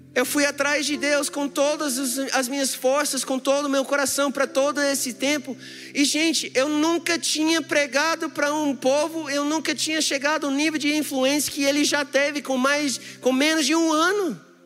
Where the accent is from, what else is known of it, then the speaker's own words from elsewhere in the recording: United States; Portuguese is a second language; also born or lived in Brazil; now in Brasília, Brazil; Eu sou americano